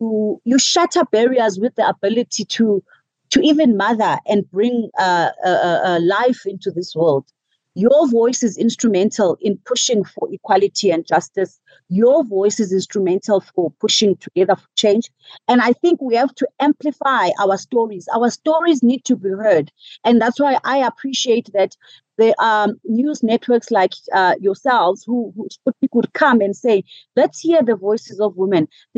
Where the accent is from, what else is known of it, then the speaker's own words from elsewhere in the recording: South Africa; first language isiXhosa; English is a second language; So, I mean, in my native language, in isiXhosa, there is a phrase